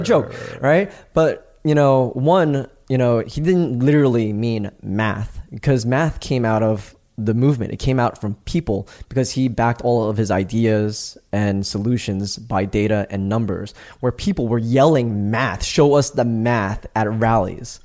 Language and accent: English; New York, United States; moved away as an adult; also born or lived in Los Angeles / Greece; I'm from New York, born and raised, right? I had moved out